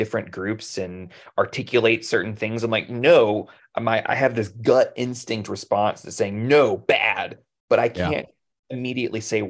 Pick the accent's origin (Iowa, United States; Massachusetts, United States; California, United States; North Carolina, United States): North Carolina, United States; we're from North Carolina